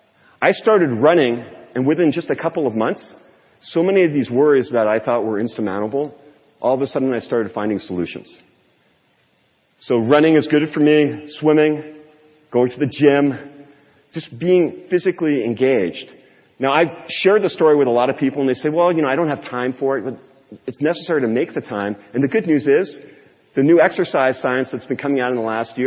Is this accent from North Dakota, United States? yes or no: no; California, United States; born there; I thought this was way too California for me. I was born in California.